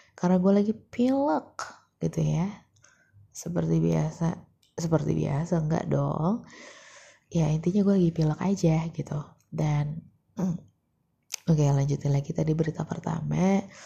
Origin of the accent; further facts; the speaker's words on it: Depok, West Java, Indonesia; gua kan warga Jawa Barat gitu ya, gitu. Di kota yang sangat banyak masalahnya. di kota Depok